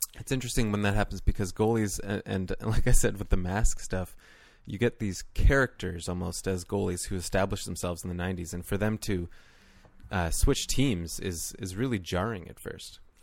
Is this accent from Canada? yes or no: yes; Canada; as a Canadian or someone who has grown up watching and playing the game their whole lives